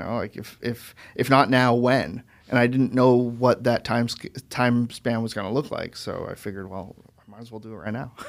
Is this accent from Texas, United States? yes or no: no; Manchester, New Hampshire, United States; moved away as an adult; also born or lived in Boston / San Jose, California / Florida / Connecticut; I, I, you know, grew up in New Hampshire